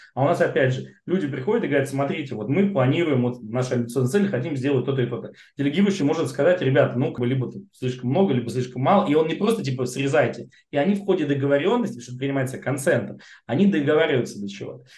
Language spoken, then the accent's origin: Russian; Moscow, Russia; Я коренной москвич.